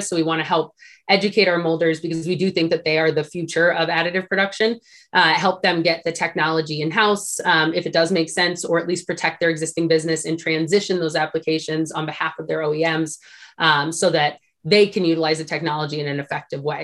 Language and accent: English; Sacramento, California, United States; I actually grew up in Sacramento, California